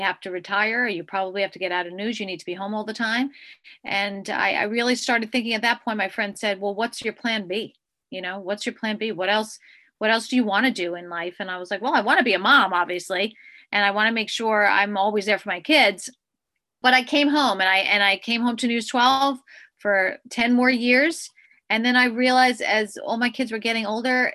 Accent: Commack, New York, United States; I grew up on Long Island. I'm a Long Island girl. I grew up in Commack

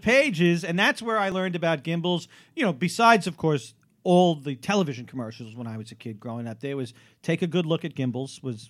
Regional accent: New York City, New York, United States; I grew up on Staten Island

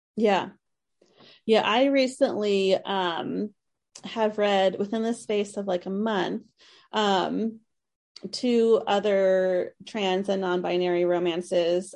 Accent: East Coast, United States; I grew up on the East Coast

